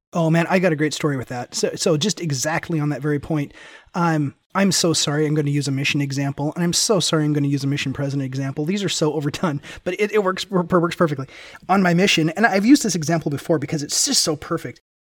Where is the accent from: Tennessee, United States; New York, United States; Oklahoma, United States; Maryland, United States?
Tennessee, United States; Memphis; also born or lived in Ventura, California; I grew up in Memphis, Tennessee